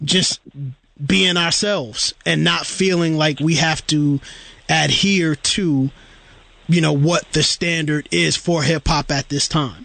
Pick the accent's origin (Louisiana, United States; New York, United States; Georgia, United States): New York, United States; New York City; for me as a kid growing up in Brooklyn, New York, East New York, Brooklyn, in the early '90s